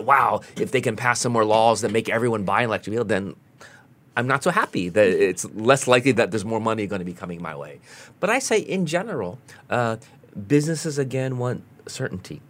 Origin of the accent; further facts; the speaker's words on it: United States; as an American